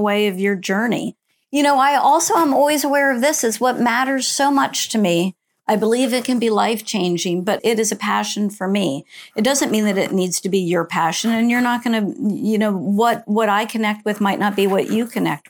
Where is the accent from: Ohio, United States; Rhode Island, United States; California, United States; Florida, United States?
Florida, United States; Central; I grew up in Central Florida, small town in Central Florida